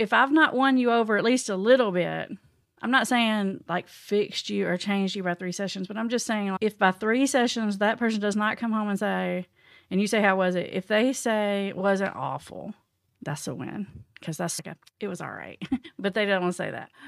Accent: Tennessee, United States; I'm from the Tennessee. in the little tiny town, not even close to a big town, like really small, isolated town.

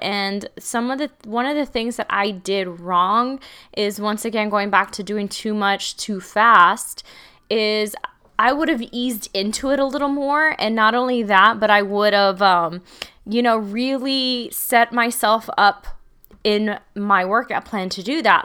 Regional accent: Texas, United States; I'm from small towns. I'm from Texas.

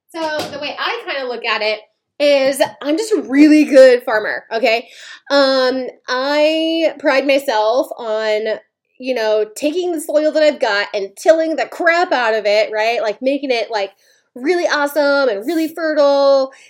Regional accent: Maine, United States; I'm from Maine

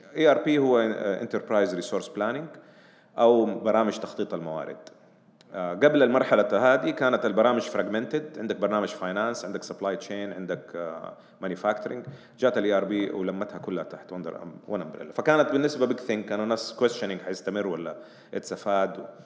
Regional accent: Saudi Arabia; عندنا في السعوديه

